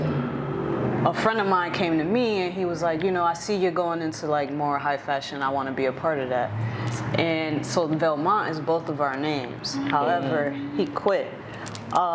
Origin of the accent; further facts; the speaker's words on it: New York area, Connecticut, United States; I am from Connecticut, New York area